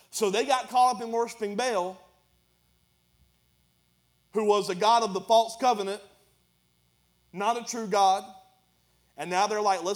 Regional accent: United States; This is how I grew up in America

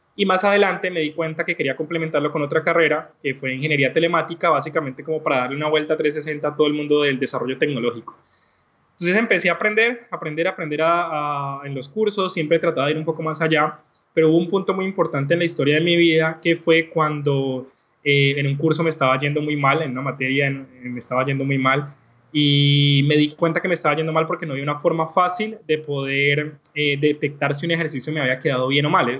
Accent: Cali, Valle del Cauca, Colombia; soy un caleño colombiano

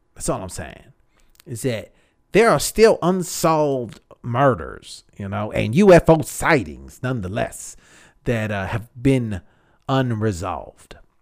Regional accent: Texas, United States; I'm, I'm from Texas.

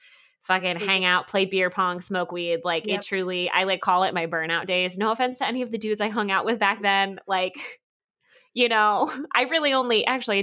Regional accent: Dallas-Fort Worth area, Texas, United States; I'm from the Dallas-Fort Worth area

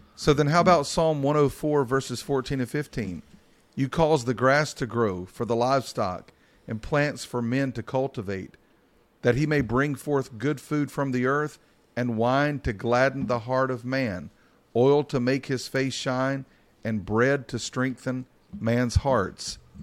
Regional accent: Mount Airy, North Carolina, United States; when I was a kid, I grew up in Mount Airy, North Carolina.

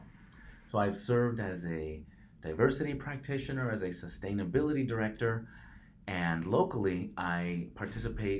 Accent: Mexico; English is a second language; now in Portland, United States; I am a Mexican-American, first-generation immigrant. English is my second language

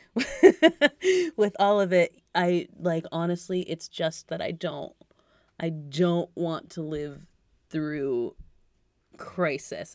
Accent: Massachusetts, United States; I'm from Massachusetts

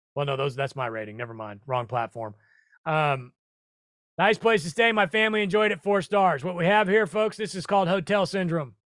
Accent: Omaha, Nebraska, United States; moved away; I'm from Omaha, four zero, the old four oh two

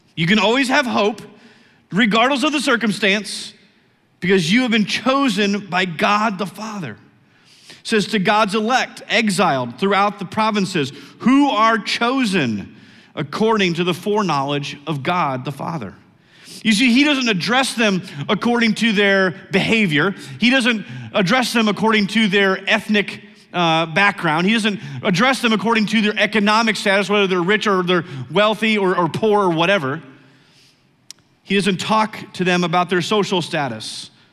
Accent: United States; I'm an American

